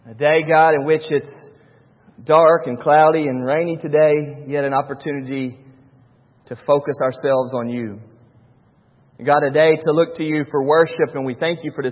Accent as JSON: {"language": "English", "region": "North Carolina", "country": "United States", "tie": "born or raised there", "said": "Born and raised in North Carolina, and my dad is nothing but a worker"}